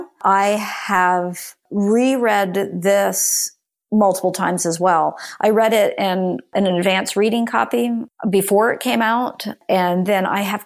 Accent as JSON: {"language": "English", "region": "Florida", "country": "United States", "tie": "born or raised there", "said": "No, I grew up in Central Florida."}